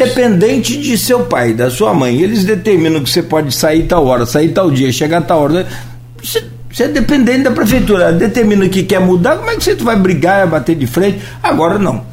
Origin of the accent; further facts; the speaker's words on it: Brazil; eu, sou de Itaúva